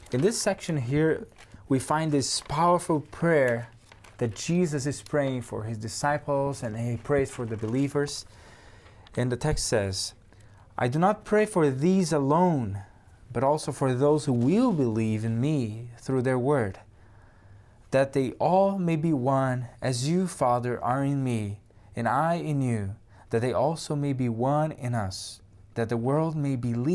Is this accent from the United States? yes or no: no; Brazil; first language Portuguese; English is a second language; moved away; I'm from Brazil. And I'm studying theology at Andrews University.